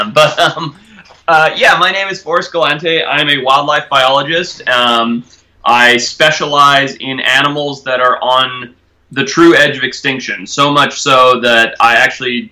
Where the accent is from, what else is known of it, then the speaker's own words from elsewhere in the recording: Zimbabwe; moved away; also born or lived in California; growing up in Zimbabwe, having family that owned safari businesses and being constantly on safari and living on a farm